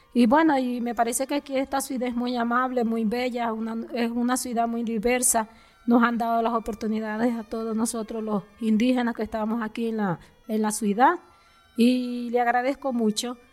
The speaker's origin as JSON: {"language": "Spanish", "town": "Nazareth", "region": "La Guajira", "country": "Colombia", "tie": "born or raised there", "moved": "yes", "lives_now": "Medellín, Colombia", "said": "vengo de la Alta Guajira, vengo de Nazaret. Mi comunidad se llama este Limoncito, donde yo vengo, donde nací"}